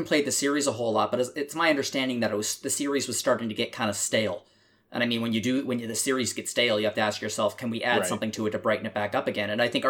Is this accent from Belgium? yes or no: no; Canada; I'm Canadian.